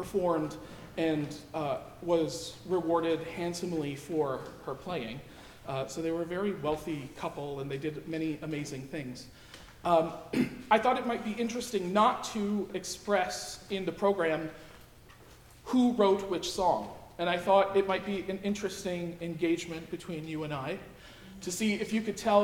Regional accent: Binghamton, New York, United States; moved away; here in Binghamton, my hometown

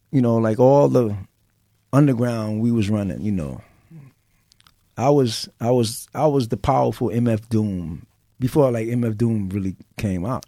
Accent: New York City, New York, United States; I was from the Bronx, and people knew me from Activity

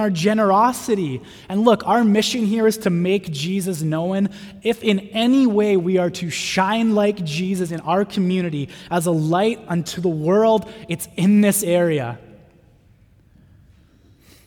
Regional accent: North Vancouver, British Columbia, Canada; I grew up in North

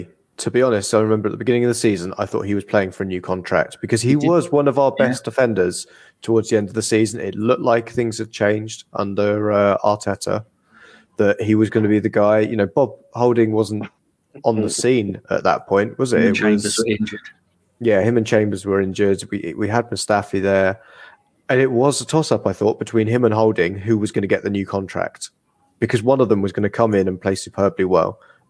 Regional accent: Manchester, North West England, United Kingdom; I'm from Manchester. I grew up a mile outside from Old Trafford, but I definitely support Altrincham.

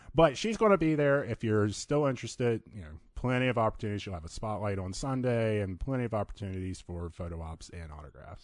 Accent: Virginia, United States; moved away as an adult; now in Phoenix, United States; I'm originally from Virginia, been here for about two and a half years now.

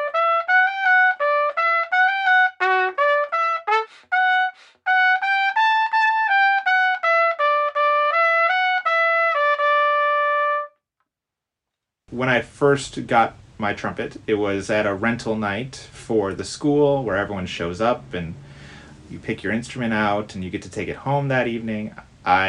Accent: Detroit, Michigan, United States; I grew up in the Detroit area of Michigan

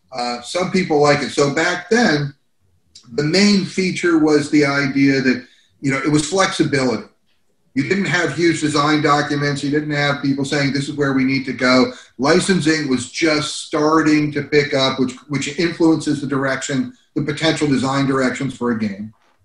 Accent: New Jersey, United States; also born or lived in California; Growing up in Jersey, I was looking to get out of the Northeast to find something more intense, which was when I got to California.

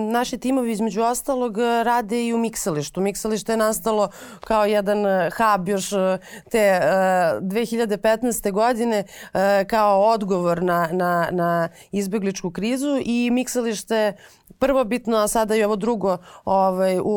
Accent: Serbia; kod nas u Srbiji, odnosno u Beogradu

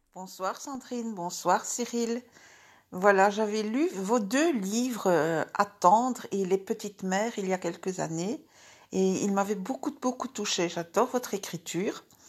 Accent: Toulouse, Occitania, France; accent: southwestern; also born or lived in Pyrenees; now in Paris, France; Je viens du sud-ouest. Je viens de Toulouse et puis aussi des Pyrénées.

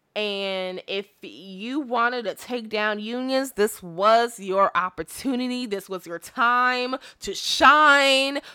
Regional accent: Illinois, United States; I'm from Illinois

